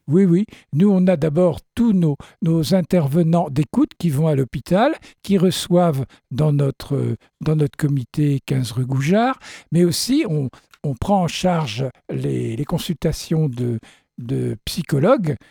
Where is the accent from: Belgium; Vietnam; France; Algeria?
France; chez nous en France